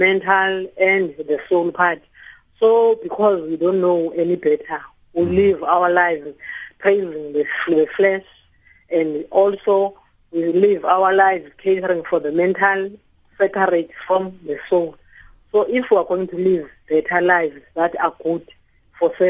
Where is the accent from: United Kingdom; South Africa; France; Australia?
South Africa; Mbodleni, Manfre, Eastern Cape; also born or lived in Butterworth / Tabankulu / Matatiele; was born in Manfre in a location that is called Mbodleni. Then I went on to study at Tolana High School, did my training college at Butterworth